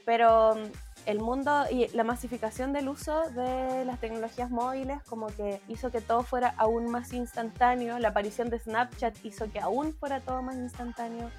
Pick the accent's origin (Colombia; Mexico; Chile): Chile; Talcahuano, Biobío; soy de Talcahuano